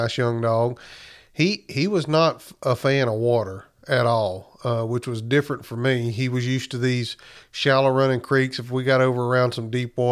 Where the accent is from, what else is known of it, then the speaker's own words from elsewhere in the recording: South Alabama, United States; moved away as an adult; also born or lived in Illinois / Missouri; I'm from South Alabama originally